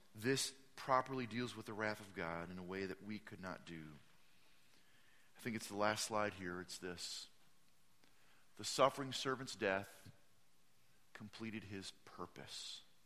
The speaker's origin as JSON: {"language": "English", "region": "Midwest", "country": "United States", "said": "I'm from the Midwest"}